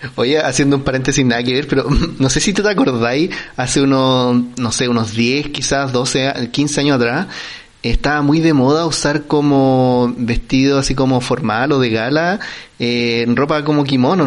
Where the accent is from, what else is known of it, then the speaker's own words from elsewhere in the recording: Chile; nosotros es como, el, chileno